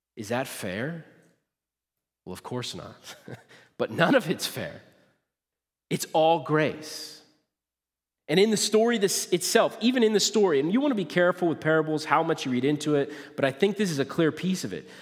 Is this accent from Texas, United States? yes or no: no; Nebraska, United States; now in Kalona, United States; I grew up in Nebraska